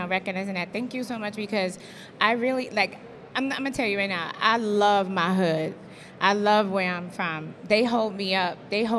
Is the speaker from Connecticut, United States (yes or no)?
no; New York City, New York, United States; But I'm from Brooklyn